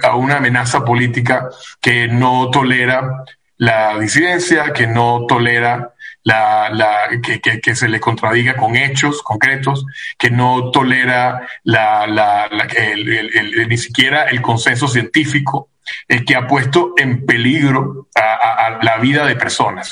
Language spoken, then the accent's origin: Spanish; Venezuela; now in United States; como venezolano te puedo decir